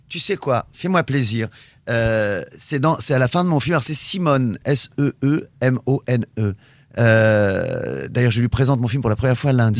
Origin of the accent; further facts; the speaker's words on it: Normandy, France; je suis normand